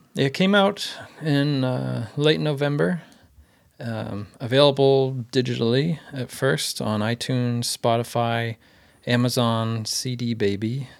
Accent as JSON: {"language": "English", "region": "Maine", "country": "United States", "tie": "born or raised there", "said": "Growing up in Maine"}